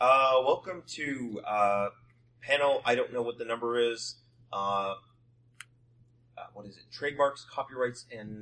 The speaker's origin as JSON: {"language": "English", "country": "Canada", "said": "I'm also Canadian."}